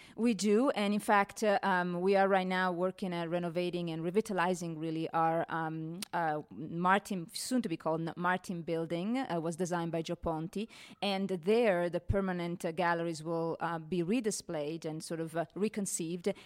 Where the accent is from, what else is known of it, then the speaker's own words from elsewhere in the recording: Italy; moved away as an adult; now in Denver, United States; I come from Italy, and, uh, um, fifteen years ago, I came to Denver Art Museum